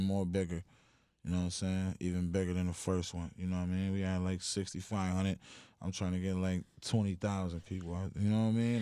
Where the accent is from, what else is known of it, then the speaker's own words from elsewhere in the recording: Buffalo, New York, United States; I'm from the east side of Buffalo, New York.